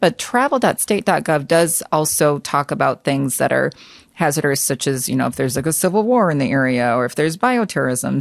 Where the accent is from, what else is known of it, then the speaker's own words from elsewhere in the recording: United States; I was born and raised in the United States